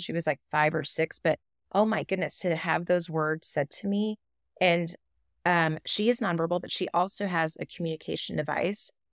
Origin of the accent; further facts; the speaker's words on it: Texas, United States; I'm from Texas